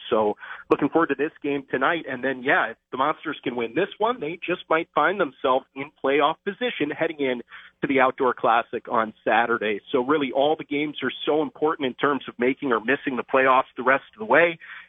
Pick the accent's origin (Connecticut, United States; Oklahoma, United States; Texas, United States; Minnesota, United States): Minnesota, United States; Rochester; I grew up in Minnesota, so, you know, in the winter in my town, Rochester